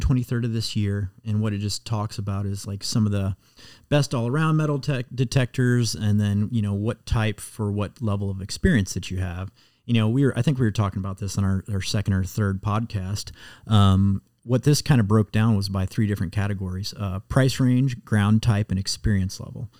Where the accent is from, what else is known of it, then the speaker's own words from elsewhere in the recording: Muscatine, Iowa, United States; now in Cincinnati, United States; where I grew up in Muscatine, right on the Mississippi River